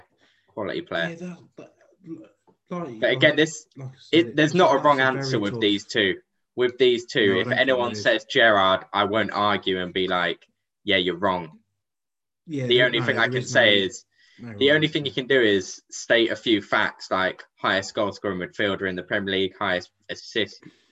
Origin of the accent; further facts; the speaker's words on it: Lincolnshire, East Midlands, United Kingdom; we're from Lincolnshire. You live in Boston. I live in Lincoln.